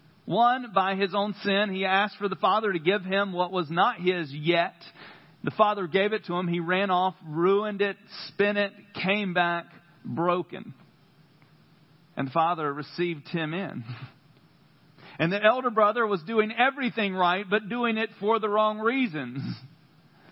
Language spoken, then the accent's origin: English; North Carolina, United States; accent: country; I am from North Carolina